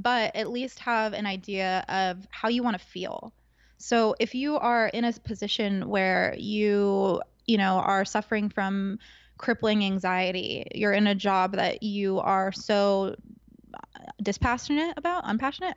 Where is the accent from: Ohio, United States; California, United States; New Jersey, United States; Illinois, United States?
California, United States; Agoura Hills; growing up in Southern California, I went to school in Agora, which is next door neighbors to the Kardashians in Calabasas.